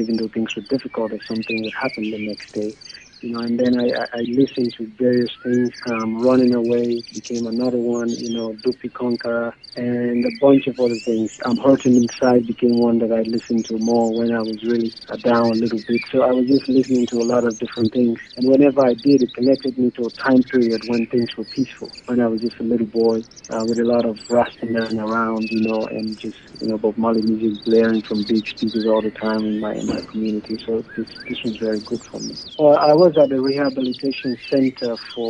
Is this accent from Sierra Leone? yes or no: yes; Southern Province, Sierra Leone; now in Central African Republic; I am from Sierra Leone originally.